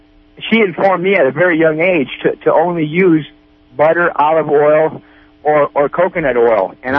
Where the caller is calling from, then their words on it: Piercy, California, United States; Yes, I'm from Piercy, from Mendocino County.